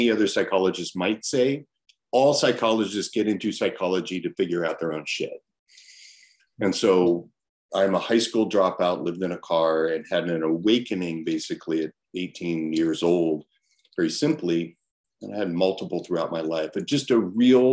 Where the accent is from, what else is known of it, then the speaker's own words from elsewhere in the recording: Los Angeles, California, United States; I grew up in Los Angeles, you know, born in 68